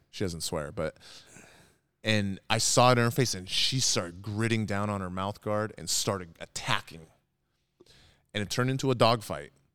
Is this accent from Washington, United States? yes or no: yes; Edmonds, Washington, United States; I grew up in Edmonds